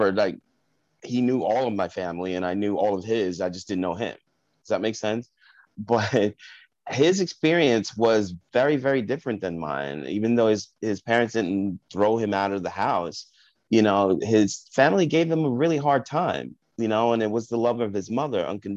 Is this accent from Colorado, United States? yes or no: no; Park Ridge, New Jersey, United States; also born or lived in Englewood, New Jersey / Bronx, New York; we moved back to New Jersey, to a little town called Park Ridge